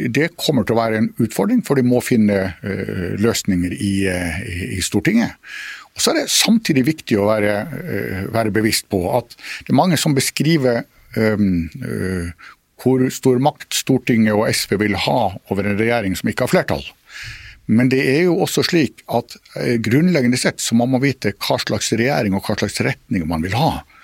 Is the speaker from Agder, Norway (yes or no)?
no; Finnmark, Norway; som finnmarking